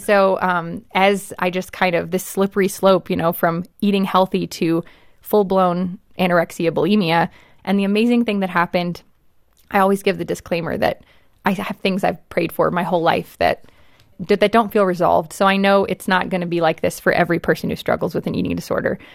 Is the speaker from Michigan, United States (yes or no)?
no; Los Angeles, California, United States; I grew up in Hollywood